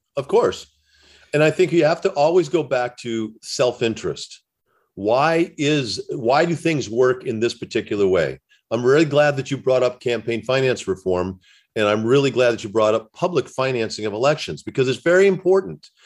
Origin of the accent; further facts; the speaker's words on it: Indiana, United States; I grew up in the Midwest. And in Indiana, where I grew up